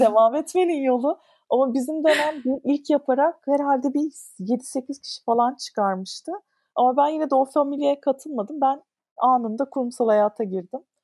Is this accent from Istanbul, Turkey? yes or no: yes; Istanbul, Turkey; İstanbul'da doğdum. İşte Ortaköy'de okudum. Etiler'de okudum. E, Şişli'de oturdum